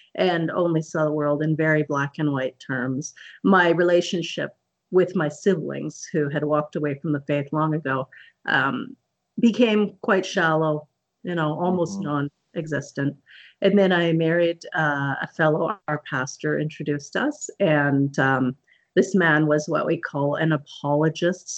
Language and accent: English; Okanagan Valley, British Columbia, Canada; I'm Canadian, and I grew up in the Okanagan Valley in British Columbia